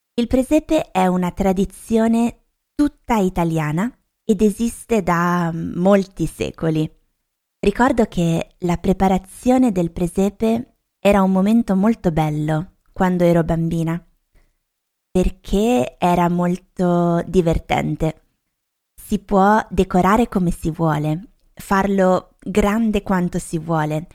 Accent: Lombardy, Italy; Da dove vengo io nel nord Italia, nello specifico in Lombardia

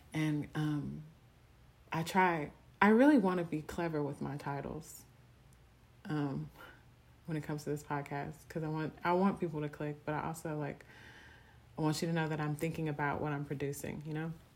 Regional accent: Houston, Texas, United States; I'm from Houston, Texas.

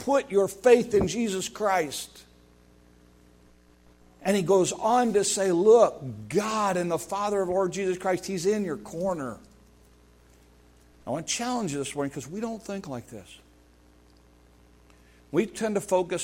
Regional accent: United States; as an American

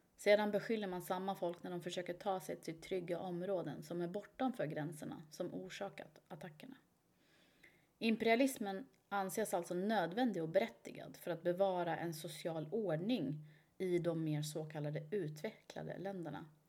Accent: Iran; Jag är ju iranier

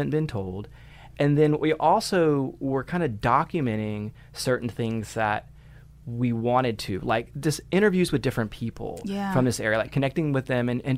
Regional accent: Bridge City, Texas, United States; I grew up in Bridge City, so it's like Cow Bayou right through it

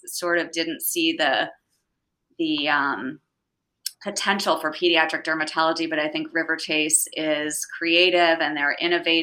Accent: Reading, Pennsylvania, United States; moved away as an adult; also born or lived in Chestnut Hill, Philadelphia / Pittsburgh; I was born in Chestnut Hill and grew up in Reading my whole life, and then went out to Pittsburgh for med school and kind of never left.

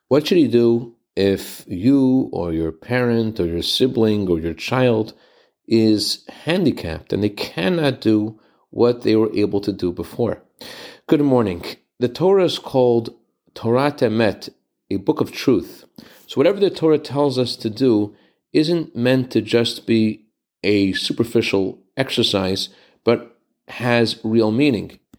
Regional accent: Worcester, Massachusetts, United States; when I was growing up in Worcester, Massachusetts

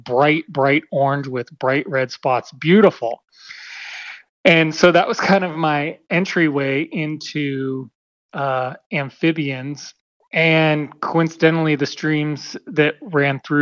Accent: Western Pennsylvania, United States; now in California, United States; I grew up in Pennsylvania, Western Pennsylvania, very rural part of the state

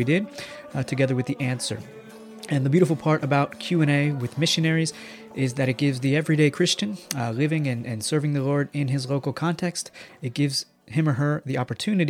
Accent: United States; moved away as an adult; now in Italy; I'm an American

